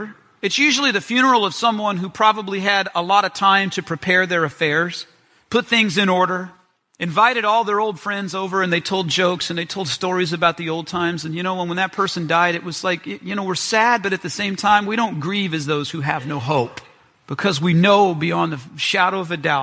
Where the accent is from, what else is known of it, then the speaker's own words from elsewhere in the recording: Memphis, Tennessee, United States; I'm from Memphis